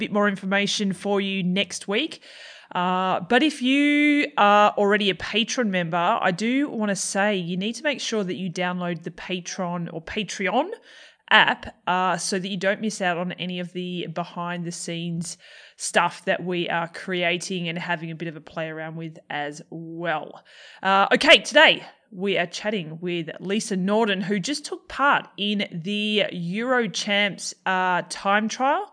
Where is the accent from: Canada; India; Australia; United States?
Australia; accent: Australian; my Australian accent